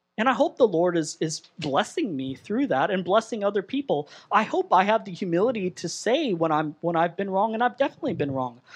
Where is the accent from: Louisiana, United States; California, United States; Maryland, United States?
California, United States; Southern; moved away as an adult; I'm Southern California born and raised